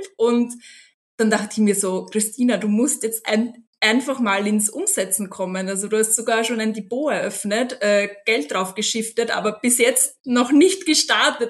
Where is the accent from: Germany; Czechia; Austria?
Austria; also born or lived in London / Vilnius; ich bin aus Österreich, 33 Jahre alt